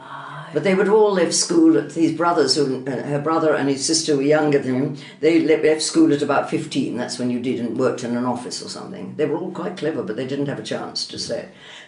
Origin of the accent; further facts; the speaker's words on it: England, United Kingdom; born there; We were Irish by thing, but I was born in England, and I had a very privileged childhood, I must admit.